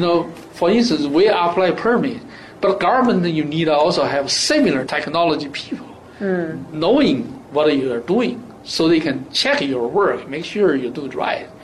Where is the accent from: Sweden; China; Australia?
China; now in United States; my home country